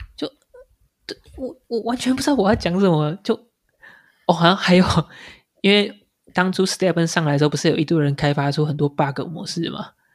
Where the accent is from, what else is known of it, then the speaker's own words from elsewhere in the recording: Taiwan; 我们台湾人